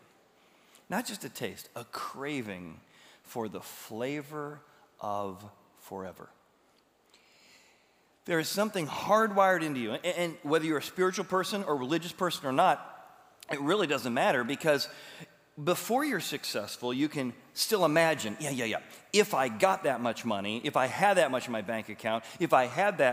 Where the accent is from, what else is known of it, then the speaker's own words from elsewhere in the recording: Illinois River, United States; I grew up in the Illinois River.